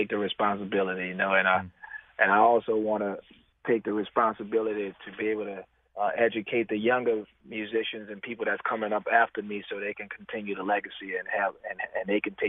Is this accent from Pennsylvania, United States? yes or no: no; New Orleans, Louisiana, United States; the way I grew up in the Treme, you know, it was almost like a family reunion.